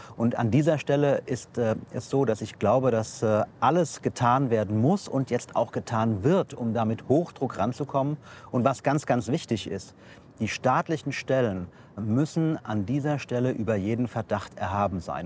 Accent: Offenbach, Hesse, Germany; ich komme aus Offenbach

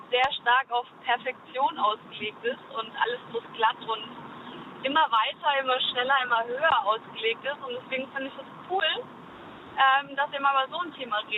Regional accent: Würzburg, Bavaria, Germany; moved away; also born or lived in Mannheim; ich komme aus Würzburg

